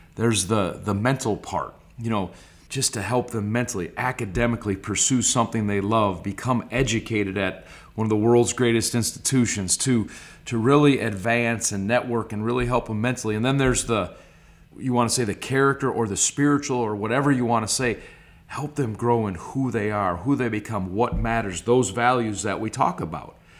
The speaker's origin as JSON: {"language": "English", "town": "Stevens Point", "region": "Wisconsin", "country": "United States", "tie": "born or raised there", "also_born_or_lived": "Clintonville, Wisconsin / Green Bay, Wisconsin", "said": "the majority of my life was in Stevens Point, Wisconsin from first to ninth grade"}